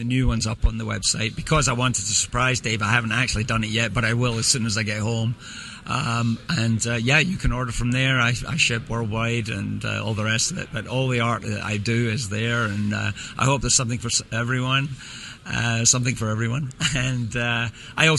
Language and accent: English; Scotland, United Kingdom; I grew up in Scotland.